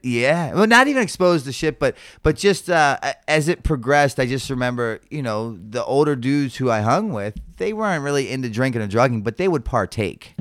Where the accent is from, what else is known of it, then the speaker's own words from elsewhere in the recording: Baltimore, Maryland, United States; born and raised in Baltimore City